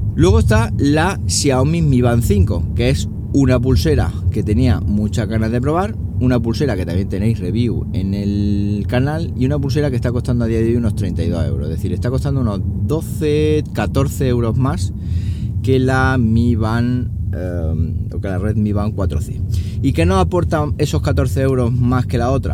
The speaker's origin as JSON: {"language": "Spanish", "town": "Siles", "region": "Andalusia", "country": "Spain", "tie": "born or raised there", "said": "mi pueblo, a Siles"}